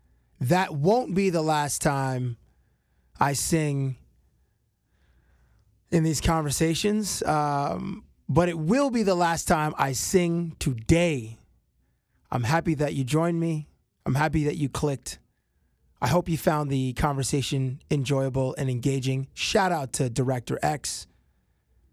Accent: Canada; as a Canadian

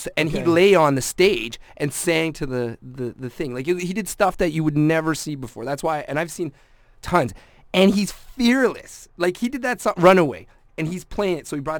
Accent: Scotland, United Kingdom; I mean, I'm Scottish, so I know kilts and stuff.

